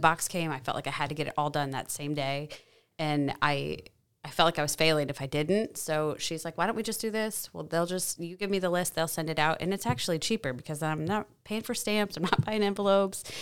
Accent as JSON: {"language": "English", "town": "Dike", "region": "Iowa", "country": "United States", "moved": "yes", "lives_now": "Gilbertville, United States", "said": "I'm originally from Dyke"}